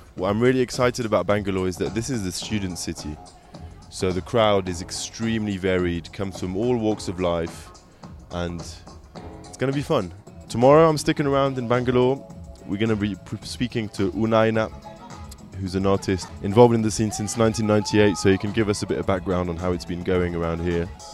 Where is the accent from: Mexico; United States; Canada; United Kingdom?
United Kingdom; England; I'm an English radio presenter, producer, and club DJ